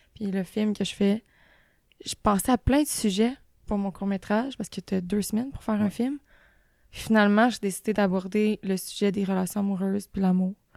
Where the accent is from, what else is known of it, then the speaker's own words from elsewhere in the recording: Beauce, Quebec, Canada; je viens de la Beauce